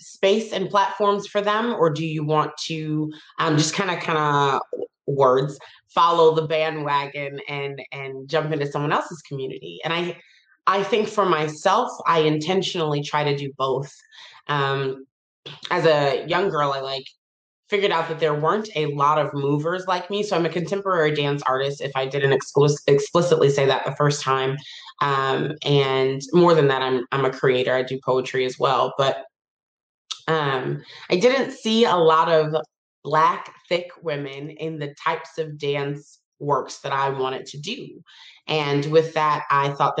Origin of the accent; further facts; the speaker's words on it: Detroit, Michigan, United States; moved away; I'm from Detroit, Michigan